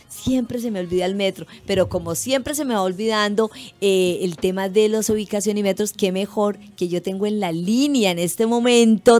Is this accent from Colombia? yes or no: yes; Colombia; now in Chile; como colombiana